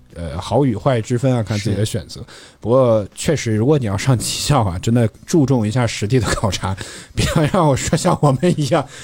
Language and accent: Chinese; Henan, China; now in Beijing, China; 我是河南的